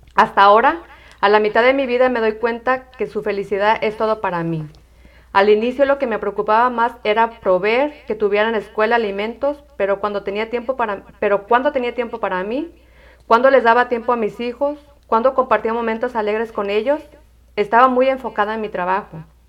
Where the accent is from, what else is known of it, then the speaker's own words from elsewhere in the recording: Tala, Jalisco, Mexico; soy de Tala, Jalisco